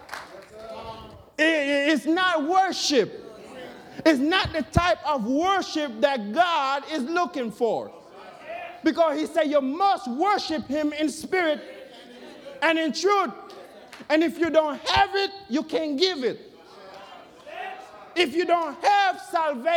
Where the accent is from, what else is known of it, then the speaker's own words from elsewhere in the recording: Jamaica; now in United States; me born, growing up in Jamaica and come to the U.S.